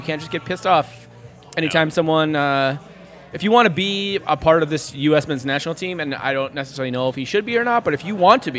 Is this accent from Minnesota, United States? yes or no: yes; Minnesota, United States; I grew up in Minnesota here, played hockey, you know, most of my childhood